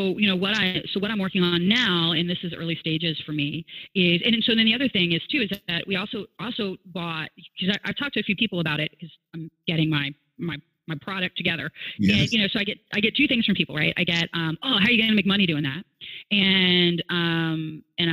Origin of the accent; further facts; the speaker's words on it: Gloucester, Virginia, United States; moved away; also born or lived in Seattle; I grew up in this area. So I grew up in Gloucester, Virginia, in an area called Guinea